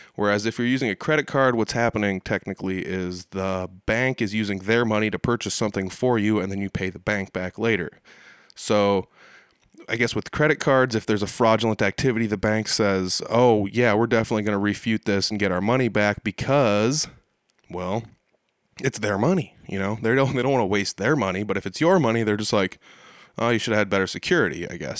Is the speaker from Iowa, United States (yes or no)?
yes; Humboldt, Iowa, United States; Humboldt, Iowa, not too long ago. That's the town where I hang my hat more often than not